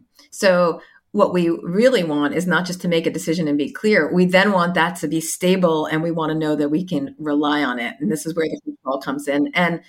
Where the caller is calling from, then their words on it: Sydney, New South Wales, Australia; I am calling in from Sydney, where I am on sabbatical at the moment.